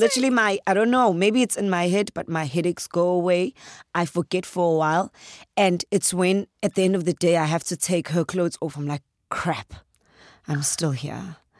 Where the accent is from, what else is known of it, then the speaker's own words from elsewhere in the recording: KwaZulu-Natal, South Africa; accent: Zulu; If I had to say it in my accent, like, proper Zulu